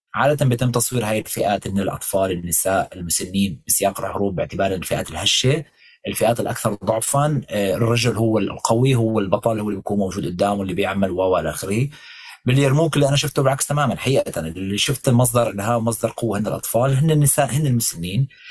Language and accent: Arabic; Damascus, Damascus Governorate, Syria; moved away as an adult; انا ابن هذا المكان